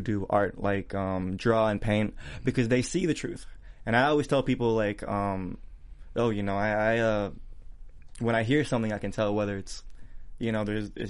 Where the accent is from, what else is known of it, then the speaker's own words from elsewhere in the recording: Altamonte Springs, Florida, United States; moved away as an adult; also born or lived in Orlando, Florida / South Georgia / Israel; now in Los Angeles, United States; I grew up in Altamont Springs, Florida.